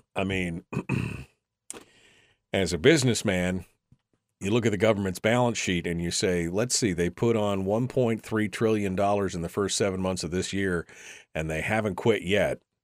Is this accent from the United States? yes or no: yes; Fairbanks, Alaska, United States; I'm born and raised in Fairbanks.